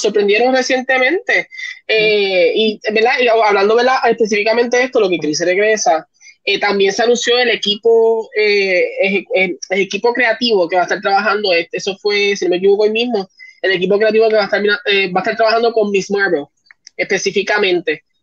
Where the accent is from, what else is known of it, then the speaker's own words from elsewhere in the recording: Puerto Rico; también en Puerto Rico nosotros somos un poquito latinos, nos gusta compartir un poquito más.